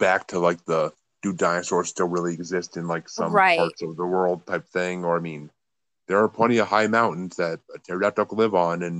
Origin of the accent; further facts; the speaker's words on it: New York, United States; I mean, I'm from New York, so New Jersey's not that far off.